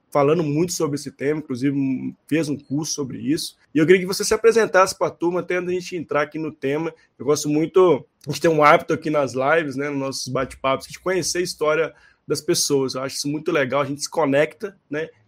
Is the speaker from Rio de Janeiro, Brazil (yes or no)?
no; Belo Horizonte, Minas Gerais, Brazil; lembrando que nós todos nós somos mineiros, então estamos falando direto das Minas Gerais aqui, de Belo Horizonte.